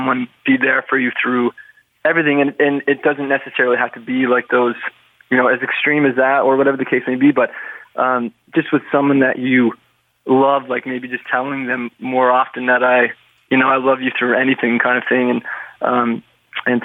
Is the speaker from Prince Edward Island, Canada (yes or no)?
yes; Prince Edward Island, Canada; you're from Prince Edward Island